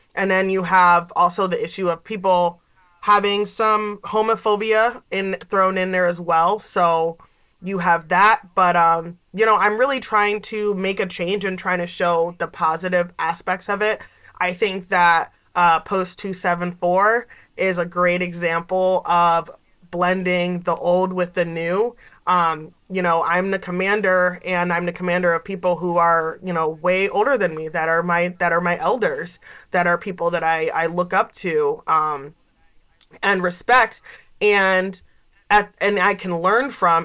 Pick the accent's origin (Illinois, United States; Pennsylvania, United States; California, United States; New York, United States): Pennsylvania, United States; Gouldsboro; also born or lived in Scranton, Pennsylvania; i grew up here um, i grew up in Gouldsboro. i went to north pocono high school